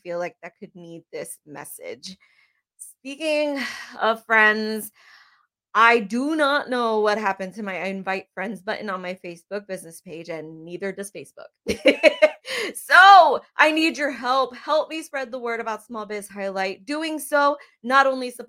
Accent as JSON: {"language": "English", "town": "Bethlehem", "region": "Pennsylvania", "country": "United States", "moved": "yes", "lives_now": "New Cumberland, United States", "said": "I am originally from Bethlehem, Pennsylvania. I'm currently here in New Cumberland, Pennsylvania"}